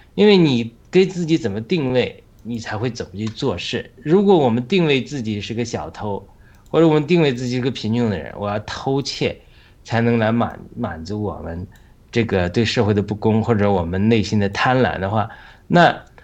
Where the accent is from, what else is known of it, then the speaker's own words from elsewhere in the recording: China; 我们中国人